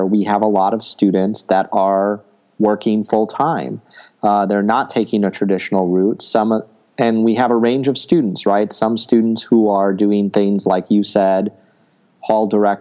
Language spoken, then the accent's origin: English; United States; growing up in the United States